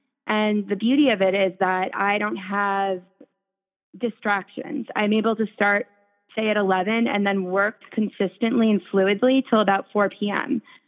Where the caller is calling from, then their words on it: New York City, New York, United States; I am calling in from the Upper East Side of Manhattan in my apartment where I am avoiding the 95 degree heat outside.